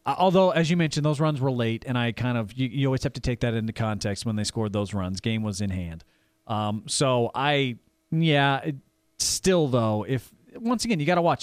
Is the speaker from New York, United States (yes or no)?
no; Fayetteville, Arkansas, United States; born or raised there; moved away; also born or lived in Kansas City